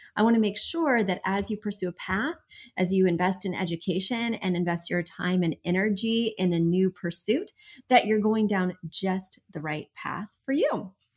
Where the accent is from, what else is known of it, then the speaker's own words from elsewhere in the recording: New York, United States; I'm from New York